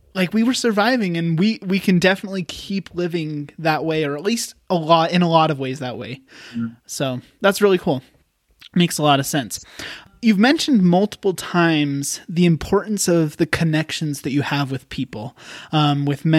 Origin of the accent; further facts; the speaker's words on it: Wyoming, United States; moved away as an adult; also born or lived in Utah; I moved home. I'm originally from Wyoming. So I'm back here.